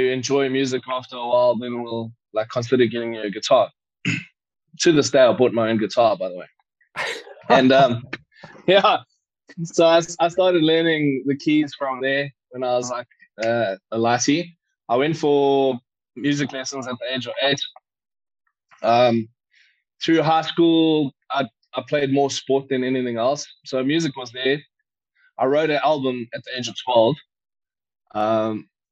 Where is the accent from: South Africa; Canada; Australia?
South Africa; Warner Beach, KwaZulu-Natal; when I was a toddler, I grew up in Warner Beach